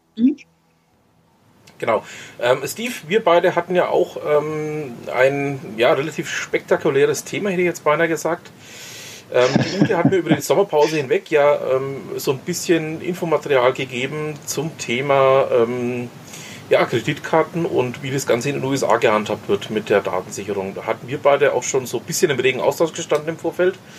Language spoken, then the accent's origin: German; Franconia, Germany; uns Franken